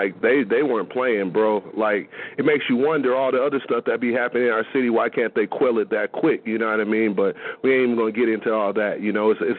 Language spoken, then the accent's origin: English; California, United States; It's right here in my hometown, the biggest county in this country.